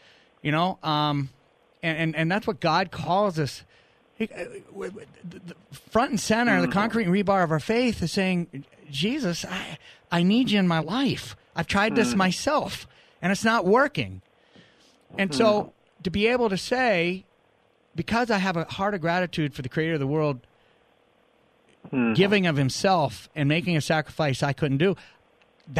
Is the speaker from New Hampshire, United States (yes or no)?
yes; New Hampshire, United States; moved away; also born or lived in Arizona; we moved to New England, to New Hampshire, where I grew up